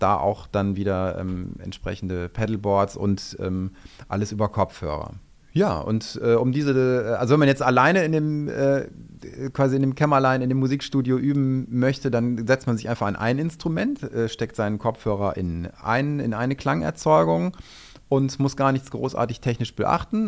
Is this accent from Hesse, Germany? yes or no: no; Düsseldorf, North Rhine-Westphalia, Germany; moved away as an adult; also born or lived in Saxony / Wuppertal; ich bin Düsseldorfer, ich bin hier geboren und ähm, wollte dann irgendwann tatsächlich einfach auch wieder in die Heimat